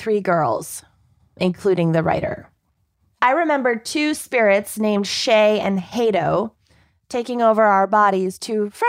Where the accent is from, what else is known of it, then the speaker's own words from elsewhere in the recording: Minnesota, United States; I grew up in Minnesota, represent.